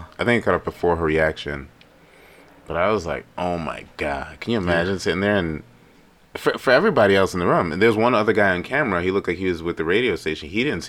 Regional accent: Houston, Texas, United States; I just dressed to say because I'm from Houston.

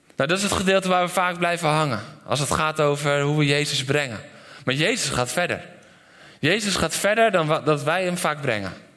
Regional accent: Netherlands; ik ben een Nederlander

